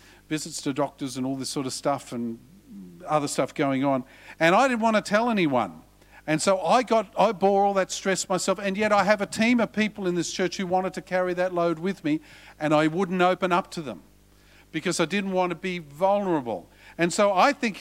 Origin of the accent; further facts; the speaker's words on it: Australia; He said, where are you from? I said, Australia.